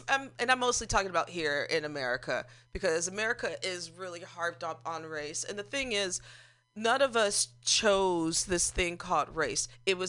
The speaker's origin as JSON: {"language": "English", "region": "Missouri", "country": "United States", "said": "I'm a Missourian"}